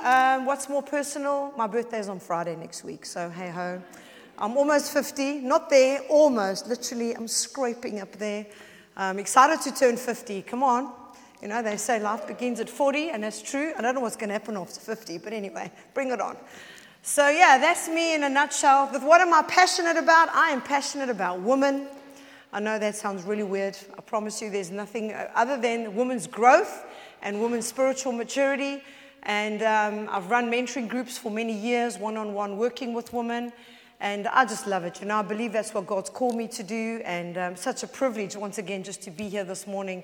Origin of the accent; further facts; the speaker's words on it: South Africa; accent: South African; moved away as an adult; now in United Kingdom; I am South African, as you can all hear